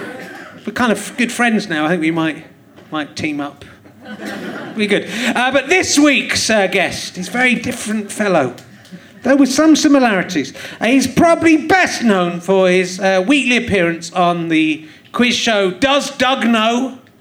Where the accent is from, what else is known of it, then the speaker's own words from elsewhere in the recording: United Kingdom; I'm from the United Kingdom